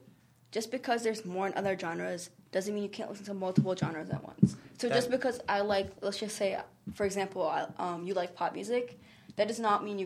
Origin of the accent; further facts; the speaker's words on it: Virginia, United States; I'm from Virginia, there's like a lot of people, like there's a lot of stuff like we did in elementary school that had to do with country music, like hoedowns and stuff. So I kind of grew up